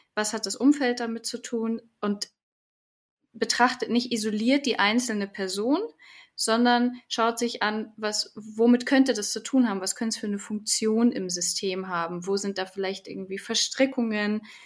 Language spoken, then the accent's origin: German; Munich, Bavaria, Germany; also born or lived in Heidelberg; bin aus München schon, schon immer gewesen